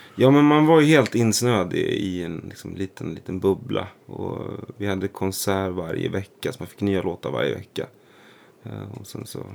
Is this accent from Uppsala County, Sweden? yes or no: no; Nora, Örebro County, Sweden; also born or lived in Stockholm; i Nora utanför Örebro